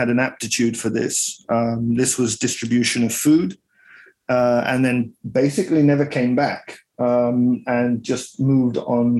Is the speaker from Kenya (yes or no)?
yes; Kenya; I started off in Kenya. I grew up in Kenya. My father is Italian. My mother is a Brit.